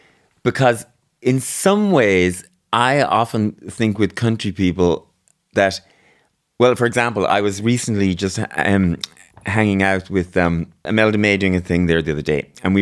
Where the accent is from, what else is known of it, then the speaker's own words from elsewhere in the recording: Mayo, Connacht, Ireland; I'm from Mayo.